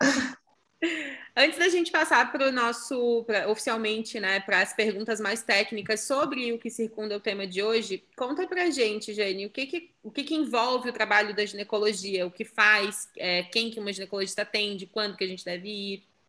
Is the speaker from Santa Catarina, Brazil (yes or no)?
yes; Santa Catarina, Brazil; sou de Santa Catarina, noiva